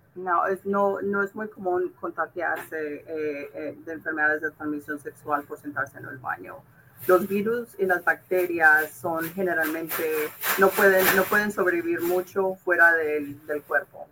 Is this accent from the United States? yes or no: yes; California, United States; moved away as an adult; yo soy de California